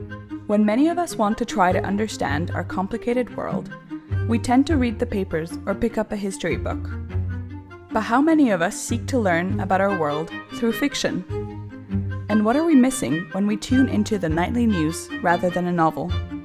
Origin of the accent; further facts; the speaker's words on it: Hong Kong; My father is Italian and my mother is British and French, and I was raised in Hong Kong, so I can completely relate to feeling like an outsider.